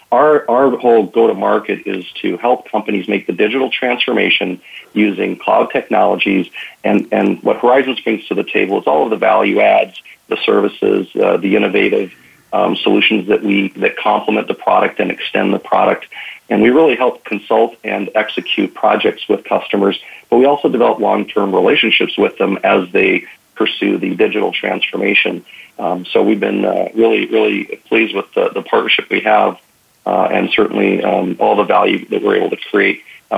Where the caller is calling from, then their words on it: Minneapolis, Minnesota, United States; I'm actually calling from Minneapolis, Minnesota.